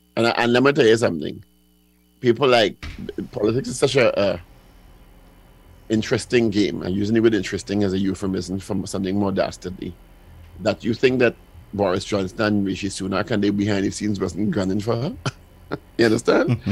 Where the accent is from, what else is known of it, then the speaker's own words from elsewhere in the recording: England, United Kingdom; I am an English person